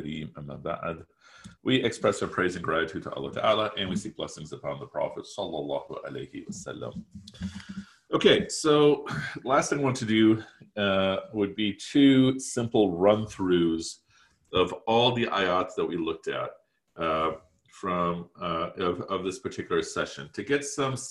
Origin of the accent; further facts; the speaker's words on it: Chicago, Illinois, United States; also born or lived in Pakistan; nearly 100% of my waking hours have taken place in the Chicagoland area